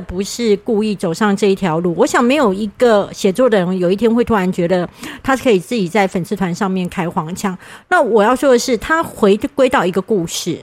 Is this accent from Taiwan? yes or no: yes; Kaohsiung, Taiwan; 我是高雄人